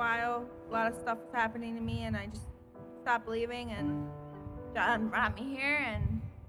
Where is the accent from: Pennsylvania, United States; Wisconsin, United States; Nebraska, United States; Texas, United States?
Wisconsin, United States; Cedarburg; moved away; I'm not originally from here. I'm from Cedarburg. I went to church my whole life.